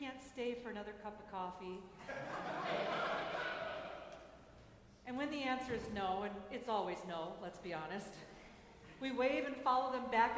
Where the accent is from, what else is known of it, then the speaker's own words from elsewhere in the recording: Minnesota, United States; my home state, Minnesota